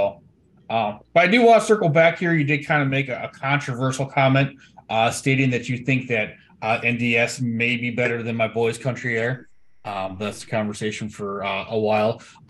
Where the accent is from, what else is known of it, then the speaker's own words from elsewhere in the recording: Milwaukee, Wisconsin, United States; I'm from Milwaukee.